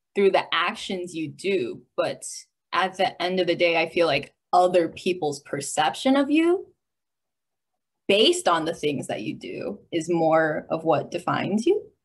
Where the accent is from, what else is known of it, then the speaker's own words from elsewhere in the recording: United States; also born or lived in China; I was born in China, but I grew up in America